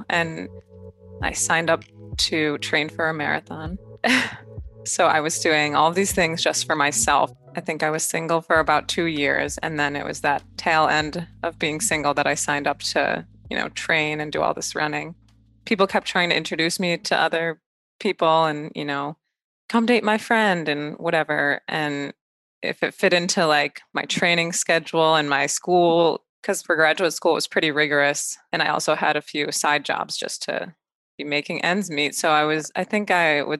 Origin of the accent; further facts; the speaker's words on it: Buffalo, New York, United States; now in United Kingdom; I'm from Buffalo, New York in America